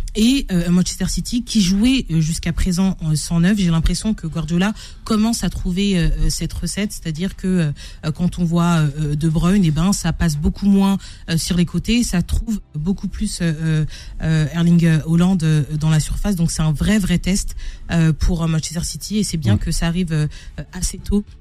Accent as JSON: {"language": "French", "country": "France", "said": "en tant que Français"}